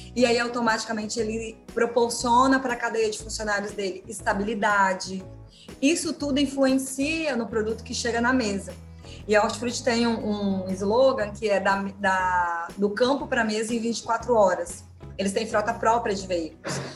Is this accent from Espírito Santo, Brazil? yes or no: yes; Colatina, Espírito Santo, Brazil; moved away as an adult; also born or lived in São Paulo; sou do interior do, do, do estado do Espírito Santo, de Colatina